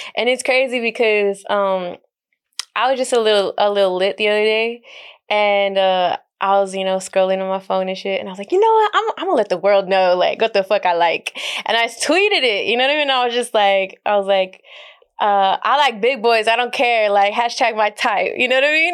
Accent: El Paso, Texas, United States; moved away as an adult; I spent most of my life there

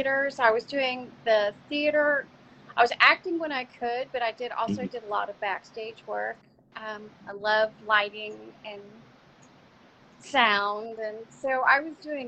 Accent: Texas, United States; I grew up here in Texas

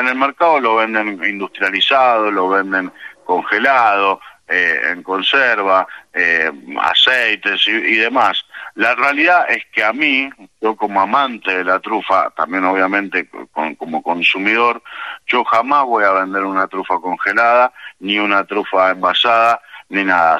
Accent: Buenos Aires Province, Argentina; moved away; Yo soy nacido acá en el Gran Buenos Aires, en la zona norte

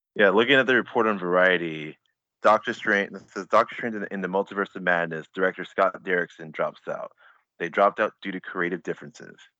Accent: Nigeria; I'm Nigerian

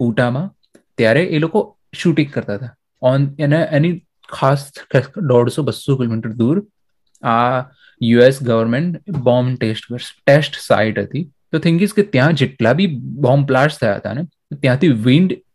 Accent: Aravalli district, Gujarat, India; મારું ગામ જે છે અત્યારે આપણે અરવલ્લી જિલ્લામાં છે

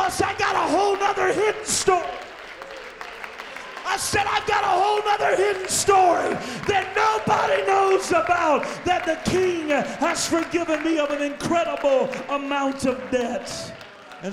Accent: Louisiana, United States; I was born and raised in Louisiana, so you know how us Southerners are

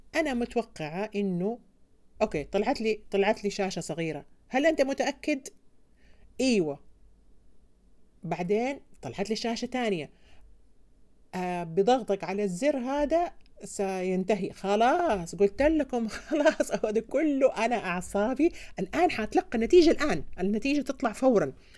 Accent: Saudi Arabia; عندنا في السعوديه

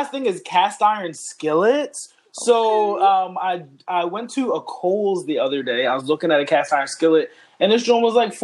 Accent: Philadelphia, Pennsylvania, United States; We're from Philadelphia.

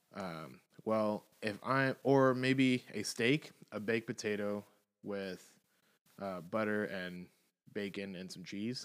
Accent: the South, United States; I'm from the South

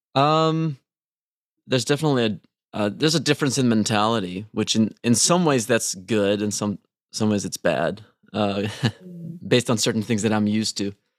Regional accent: Trondheim, Trøndelag, Norway; moved away as an adult; now in Los Angeles, United States; I was born in Trondheim

